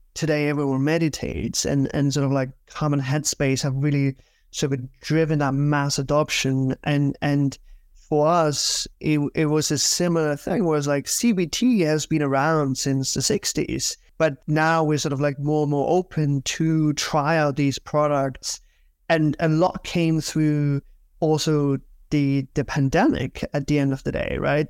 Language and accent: English; Germany; moved away as an adult; also born or lived in United Kingdom; now in New York, United States; I'm originally from Germany